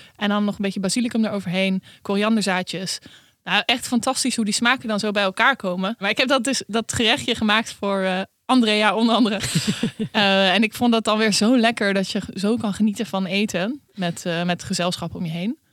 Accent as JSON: {"language": "Dutch", "country": "Netherlands", "said": "wij als Nederlander"}